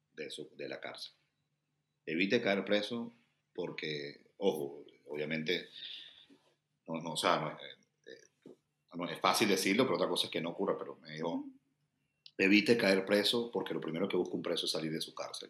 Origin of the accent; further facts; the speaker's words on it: Venezuela; moved away as an adult; also born or lived in Brazil; now in Washington DC, United States; como venezolano trabajar por mi gente y para mi gente